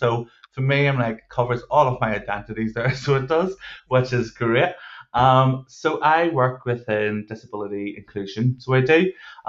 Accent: Northern Ireland, United Kingdom; I am Northern Irish. We do have a tendency to speak slightly faster

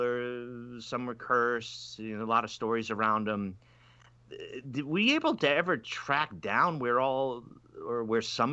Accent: Rhode Island, United States; growing up in Rhode Island, you know, that people going to monkey around, light things on fire. I remember growing up as a kid

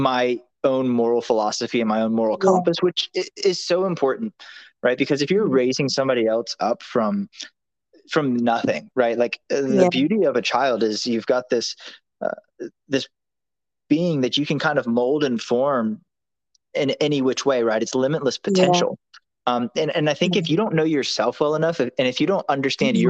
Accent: New Orleans, Louisiana, United States; I'm from New Orleans, Louisiana.

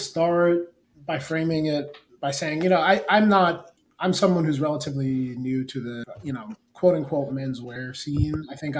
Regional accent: Providence, Rhode Island, United States; So I grew up in Providence, Rhode Island. I was born in Providence. My mom is actually American, just like an. But my dad is from Gambia

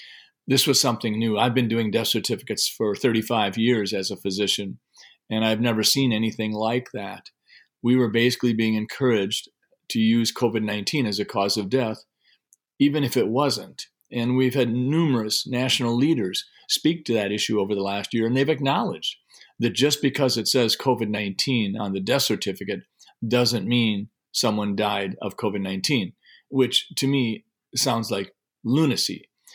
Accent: Sleepy Eye, Minnesota, United States; I grew up in Sleepy Eye and went to college at the University of Minnesota in Minneapolis, and I studied physiology and got my degree in that.

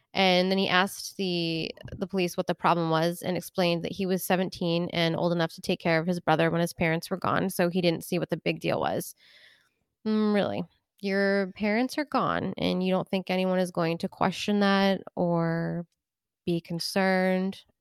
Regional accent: Rochester, New Hampshire, United States; so this is my hometown, actually, um, and I was in elementary school when this happened

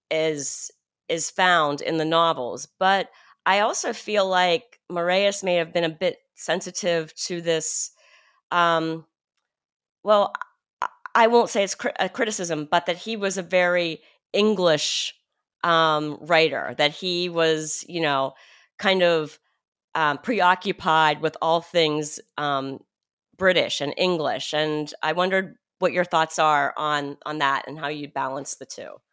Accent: Pennsylvania, United States; moved away as an adult; I grew up in Pennsyltucky and lived, and lived in Pennsyltucky for the first twenty-one and a half years of my life

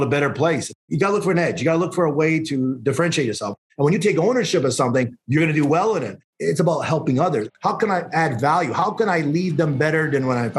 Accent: Calgary, Alberta, Canada; moved away as an adult; also born or lived in Montreal, Canada; now in Toronto, Canada; born in Montreal, grew up in Calgary, moved out in Toronto back in 94.

